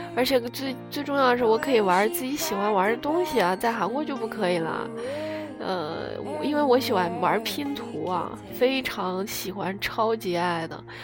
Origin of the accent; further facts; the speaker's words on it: China; moved away as an adult; now in South Korea; 然后我们中国人就把那个 把中文说的好一点